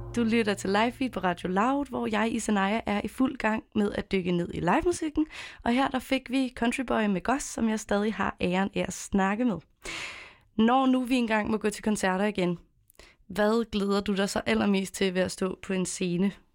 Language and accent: Danish; Copenhagen, Capital Region of Denmark, Denmark; jeg er selv født og opvokset i København